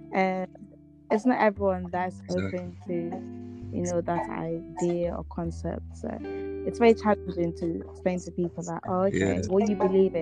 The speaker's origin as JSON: {"language": "English", "town": "Amsterdam", "region": "North Holland", "country": "Netherlands", "tie": "born or raised there", "said": "growing up in Amsterdam, in my school"}